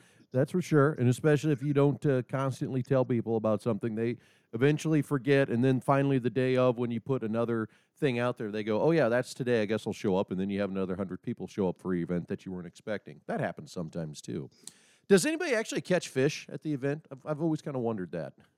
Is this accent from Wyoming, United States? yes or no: no; Nebraska, United States; now in North Dakota, United States; I'm obviously located in North Dakota as as our listeners and some people probably know, but I'm not originally from North Dakota. Originally being from Nebraska